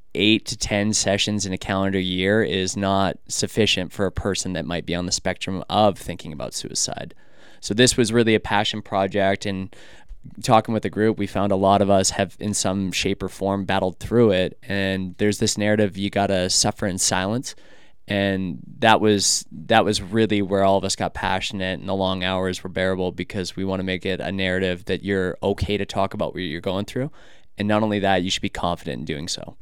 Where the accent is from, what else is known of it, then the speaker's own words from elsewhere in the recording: Canada; moved away as an adult; now in United States; I'm Canadian. So back in my country